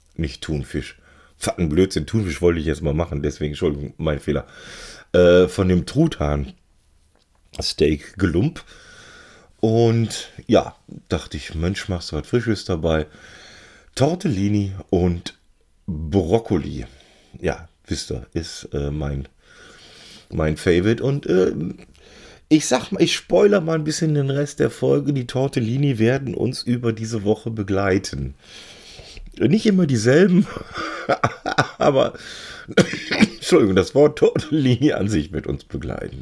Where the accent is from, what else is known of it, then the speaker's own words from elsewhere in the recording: Cologne, North Rhine-Westphalia, Germany; also born or lived in Bielstein; als Kölner